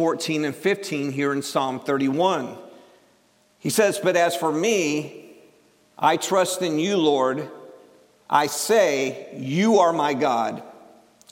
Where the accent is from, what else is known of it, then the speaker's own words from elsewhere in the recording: Cleveland, Ohio, United States; I'm from Ohio.